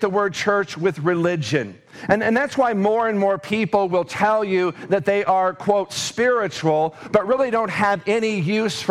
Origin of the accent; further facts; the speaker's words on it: Davenport, Iowa, United States; now in Mason City, United States; I was born and raised in Davenport, Iowa, and I had been living there, you know, for the first 20 years of my life